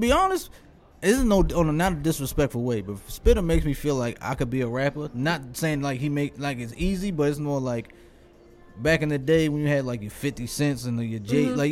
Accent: Baltimore, Maryland, United States; I'm from Baltimore

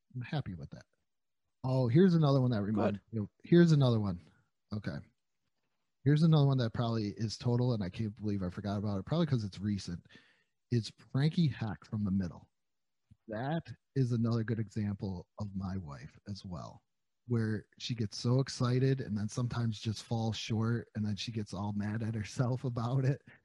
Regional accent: New York, United States; I'm from New York.

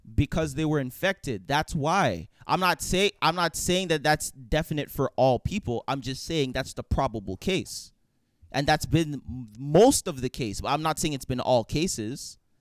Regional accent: Canada; as a Canadian

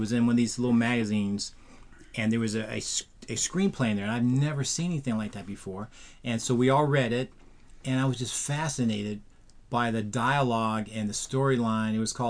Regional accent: Oakland, California, United States; also born or lived in Los Angeles, California; I would say Oakland. Even though I was partly raised in Los Angeles, I always claim Oakland as my home.

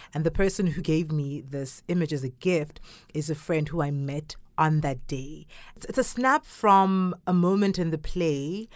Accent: Durban, KwaZulu-Natal, South Africa; first language Zulu; English is a second language; now in China; I'm from South Africa, grew up in a city called Durban

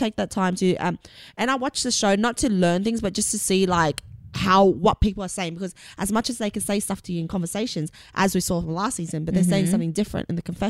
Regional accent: Sydney, New South Wales, Australia; moved away as an adult; now in United States; I come from Sydney where it's very cold and detached.

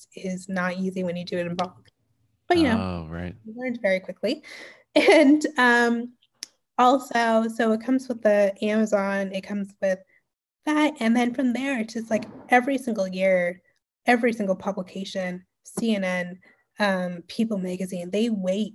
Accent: Canada; especially being Canadian

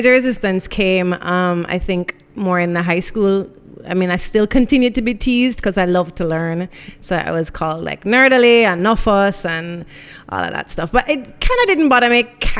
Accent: Jamaica; also born or lived in Miami, United States / Guelph, Canada; Born in Miami, but there's no parts of me that's not Jamaican. You know, went to school all my life out here

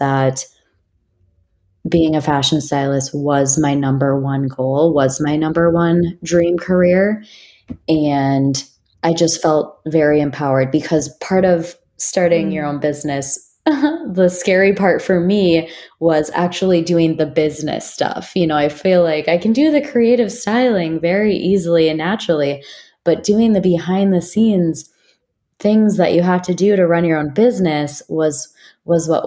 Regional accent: Minnesota, United States; moved away as an adult; now in San Francisco Bay Area, United States; I'm originally from Minnesota

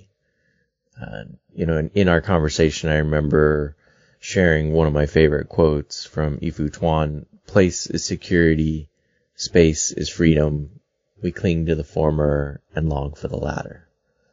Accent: San Francisco, California, United States; I was born in San Francisco.

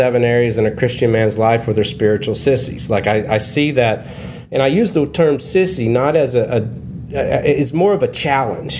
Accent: Kentucky, United States; I grew up in Kentucky in the Bible Belt

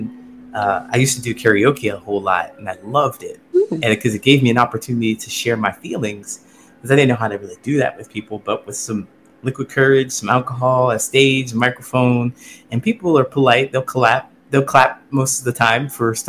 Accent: Ohio, United States; moved away as an adult; I grew up in Ohio. Small town in Ohio

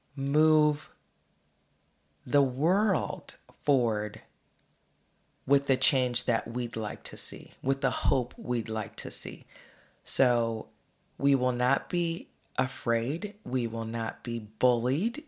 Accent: United States; we as American people

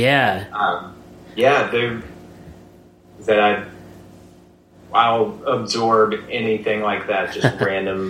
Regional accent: Missouri, United States; growing up in Missouri

